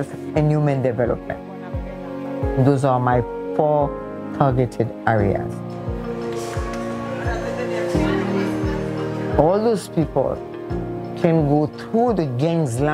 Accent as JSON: {"language": "English", "town": "Port-au-Prince", "region": "Ouest", "country": "Haiti", "said": "I'm from Port-au-Prince, Haiti."}